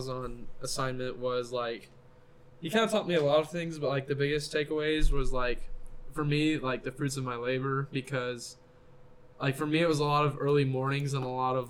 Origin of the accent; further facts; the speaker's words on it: Lafayette, Indiana, United States; I'm from Lafayette, go to Purdue